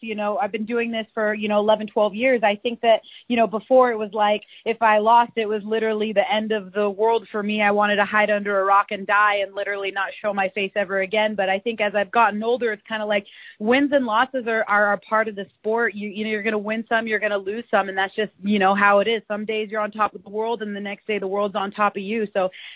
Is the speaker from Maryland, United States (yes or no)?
no; Washington, United States; we're both from Washington State